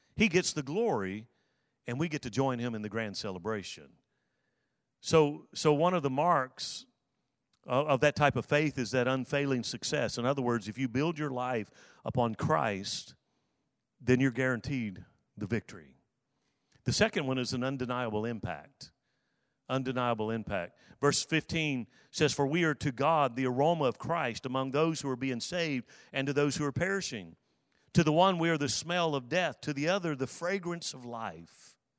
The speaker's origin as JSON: {"language": "English", "region": "South Alabama", "country": "United States", "tie": "born or raised there", "said": "I grew up in South Alabama"}